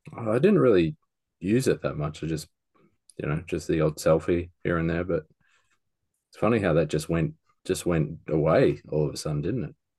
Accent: Australia; being an Australian

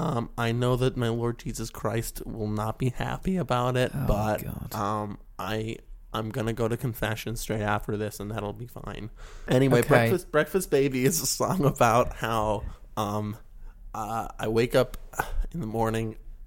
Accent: West Virginia, United States; now in California, United States; You can tell by my accent that I'm clearly from West Virginia.

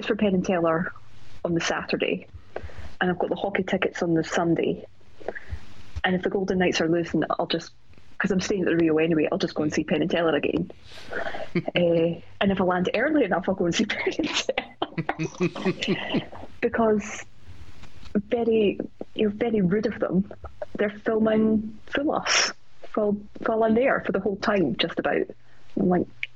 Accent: Scotland, United Kingdom

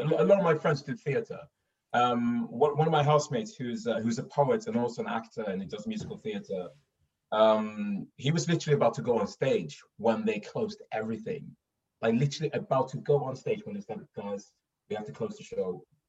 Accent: Stockholm, Stockholm County, Sweden; accent: Stockholm; moved away as an adult; now in London, United Kingdom; I'm I'm from Stockholm. I grew up in Stockholm.

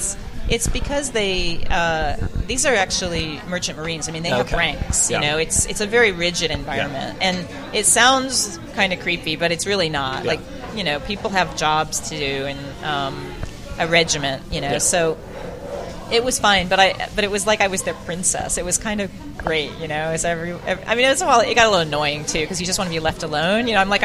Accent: Australia; I'm an Australian in China, and I ended up in Australia.

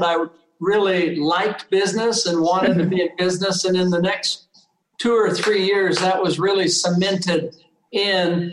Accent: Vallejo, California, United States; I was raised in the San Francisco Bay Area. It was great. I loved it. I was a tough town. I lived in Vallejo, California

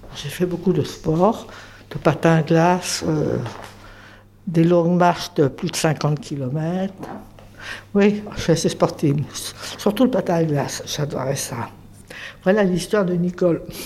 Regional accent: Paris, Île-de-France, France; je suis né à Paris, je, suis jumelle avec un garçon. On était des enfants de Montmartre

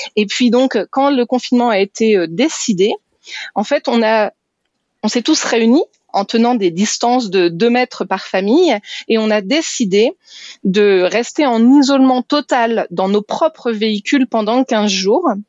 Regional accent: France; moved away; on est français

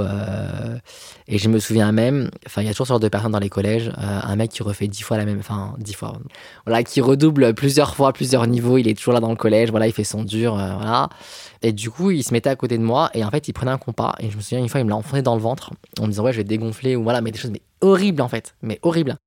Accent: Villeurbanne, Auvergne-Rhône-Alpes, France; also born or lived in Lyon; Je suis né à Lyon, j'ai grandi à Villeurbanne

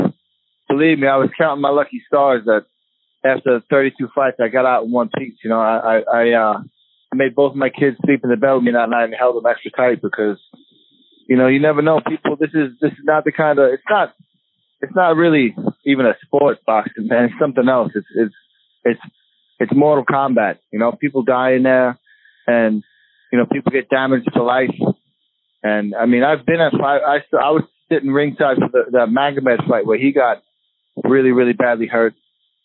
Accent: Long Beach, New York, United States; I'm from Long Beach

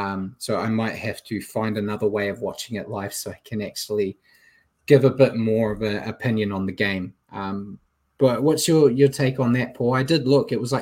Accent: New Zealand; I'm a New Zealander

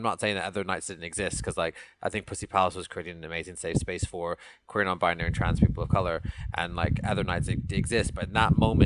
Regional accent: Canada; now in London, United Kingdom; Bollywood music is something that I grew up with in Canada

